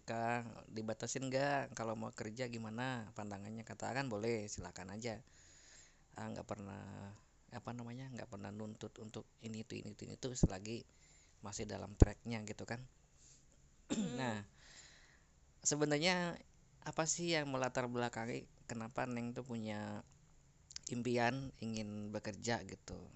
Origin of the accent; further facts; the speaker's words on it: Central Java, Indonesia; jadi saya orang Jawa Tengah istri orang Jawa Barat